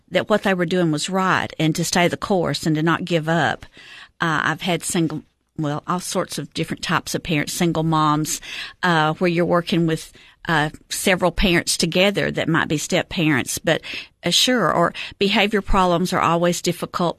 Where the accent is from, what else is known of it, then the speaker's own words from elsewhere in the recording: Cookeville, Tennessee, United States; I am a Cookville native. I have lived here my whole life.